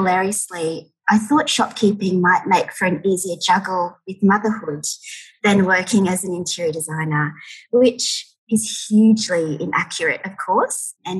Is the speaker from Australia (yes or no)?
yes; Ipswich, Queensland, Australia; moved away as an adult; I grew up in Ipswich, which is a satellite city to Brisbane.